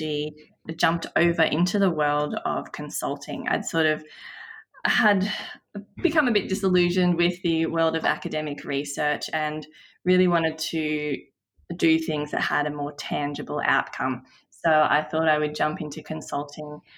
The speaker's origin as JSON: {"language": "English", "region": "Queensland", "country": "Australia", "moved": "as an adult", "lives_now": "Canberra, Australia", "said": "I am a Queenslander by heart, but moved down to Canberra for university and have been here ever since."}